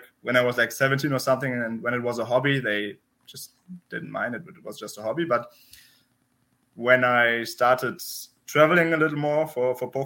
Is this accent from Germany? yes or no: yes; Berlin, Germany; English is a second language; moved away as an adult; now in Vienna, Austria; I'm German. I grew up in Germany, in Berlin